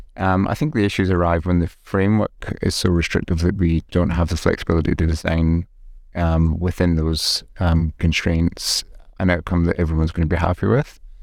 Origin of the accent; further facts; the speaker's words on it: Glasgow, Scotland, United Kingdom; moved away; I grew up in Scotland, um, in Glasgow.